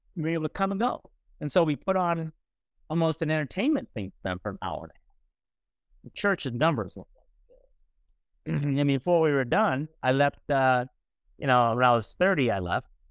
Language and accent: English; East St. Louis, Illinois, United States; I was born in East Saint Louis, Illinois, about almost seventy years ago.